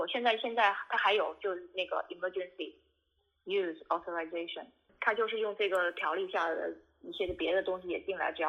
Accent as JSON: {"language": "Chinese", "town": "Wuhan", "region": "Hubei", "country": "China", "said": "我是武汉的医生，我也是武汉人，我在武汉学了八年的医"}